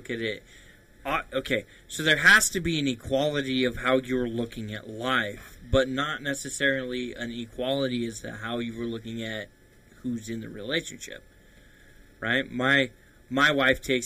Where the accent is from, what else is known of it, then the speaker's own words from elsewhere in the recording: Idaho, United States; growing up in Idaho, playing on the farm